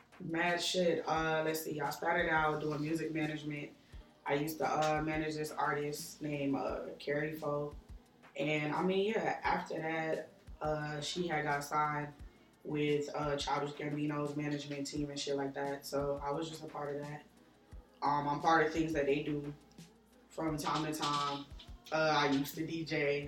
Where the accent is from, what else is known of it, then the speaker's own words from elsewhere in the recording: New York, United States; I'm originally from New York.